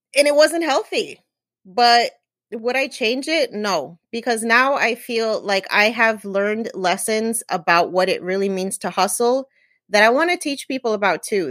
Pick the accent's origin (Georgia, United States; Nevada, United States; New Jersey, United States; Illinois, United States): New Jersey, United States; I'm Puerto Rican. I was born and raised in New Jersey.